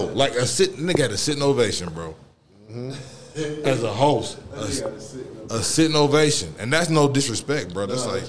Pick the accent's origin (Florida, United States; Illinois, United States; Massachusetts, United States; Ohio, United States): Ohio, United States; moved away as an adult; now in Atlanta, United States; I'm from Ohio.